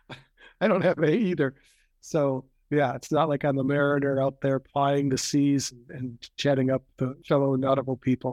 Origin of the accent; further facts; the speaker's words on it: Wisconsin, United States; also born or lived in Michigan / Idaho / Salt Lake City, Utah; I'm from Wisconsin. I was born here, grew up here, and went to college over in Michigan